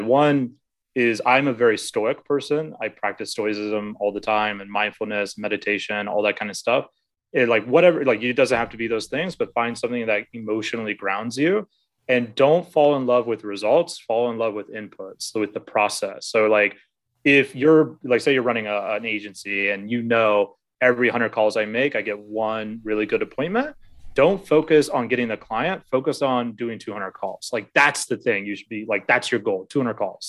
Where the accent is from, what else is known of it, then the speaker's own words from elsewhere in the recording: Alaska, United States; moved away as an adult; now in Vietnam; I'm originally from Alaska, uh, born and raised there.